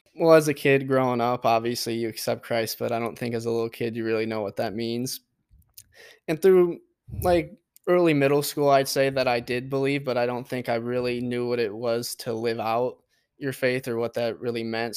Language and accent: English; Port Huron, Michigan, United States; I grew up in Port Huron